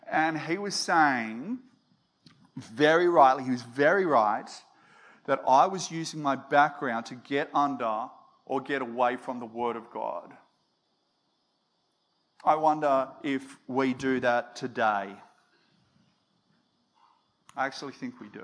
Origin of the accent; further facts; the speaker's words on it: Australia; I'm half Danish, I'm half Aussie